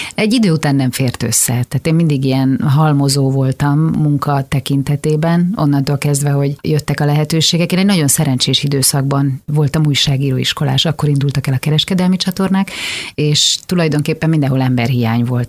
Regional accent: Szarvas, Békés, Hungary; moved away as an adult; also born or lived in Budapest; now in Budapest agglomeration, Hungary; Én imádtam ott felnőni, én tényleg mindenkinek olyan gyerekkort kívánok, mint amilyen ott akkor a körös parton nekünk volt

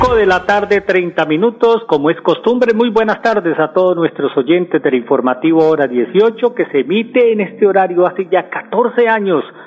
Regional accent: Colombia; el colombiano

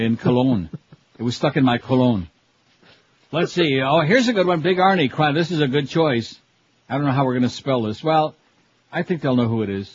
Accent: Rochester, New York, United States; moved away; I'm from Rochester

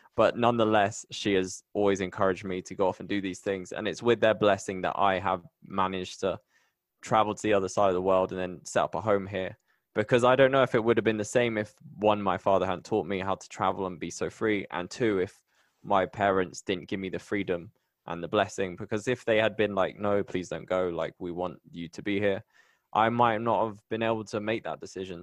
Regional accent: Bristol, South West England, United Kingdom; moved away as an adult; now in Medellin, Colombia; I'm so proud of my home. I'm from Bristol.

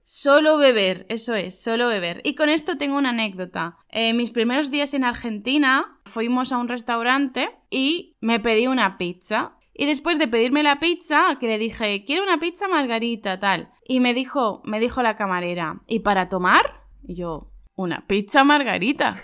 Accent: Spain; En España diríamos

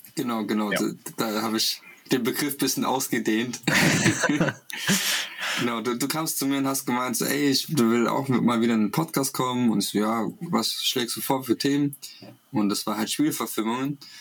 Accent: Russia; moved away; als Kind in Russland

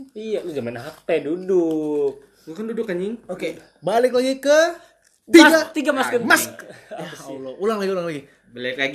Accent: Medan, North Sumatra, Indonesia; now in Bekasi, Indonesia; Gue mah asli Medan

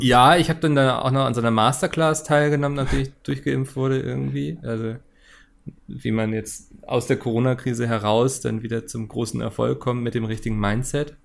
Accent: Hamburg, Germany; bin ja Hamburger.

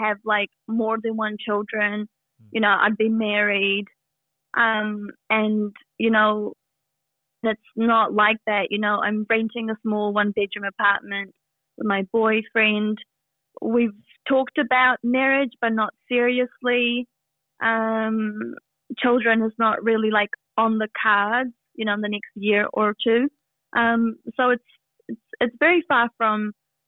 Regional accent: New Zealand; moved away as an adult; now in Sydney, Australia; I'm a Kiwi. I recently moved to Sydney about a year ago

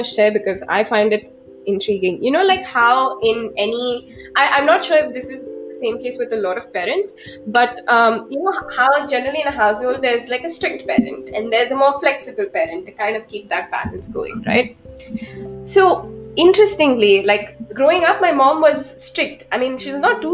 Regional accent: Mumbai, Maharashtra, India; moved away as an adult; also born or lived in New York; that move to back to Mumbai

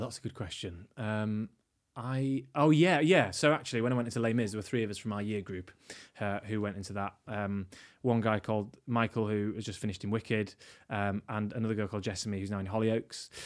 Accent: York, Yorkshire and the Humber, United Kingdom; I grew up in York

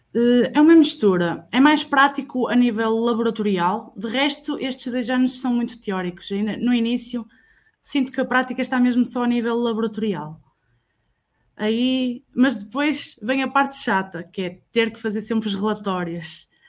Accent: Barcelos, Norte, Portugal; lá da minha terra, sou de Barcelos

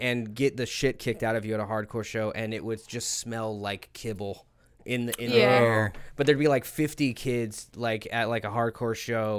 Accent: Ohio, United States; moved away; I'm from Ohio.

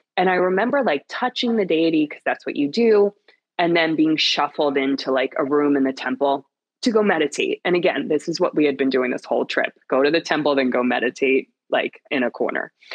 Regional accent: Pennsylvania, United States; moved away as an adult; now in New York City, United States; I am born and raised in Pennsylvania

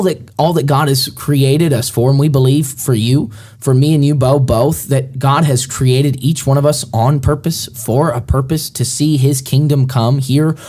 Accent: Alabama, United States; I grew up, I was born in Alabama and finished my schooling in Alabama

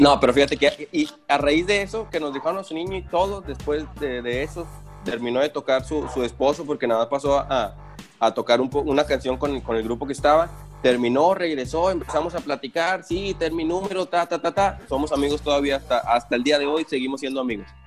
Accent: Nuevo León, Mexico; accent: norteño; now in Monterrey, Mexico; nosotros, como estamos en el norte, somos los norteños

